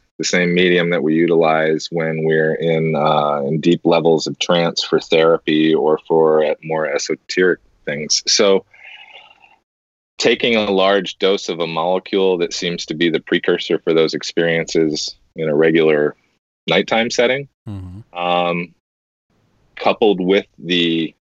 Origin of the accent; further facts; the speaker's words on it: United States; as an American, I'll speak for a lot of us here in America.